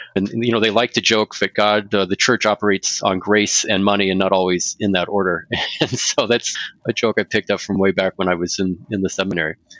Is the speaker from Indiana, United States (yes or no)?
yes; West Central Indiana, United States; also born or lived in Eastern Ohio; now in Bismarck, United States; I hail now presently uh, in Bismarck, North Dakota, but I'm originally from West Central Indiana